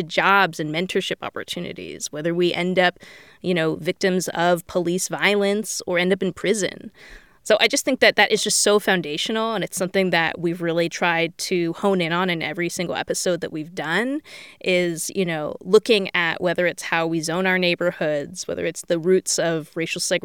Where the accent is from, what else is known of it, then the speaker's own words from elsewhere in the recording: Bay Area, California, United States; I grew up in the Bay Area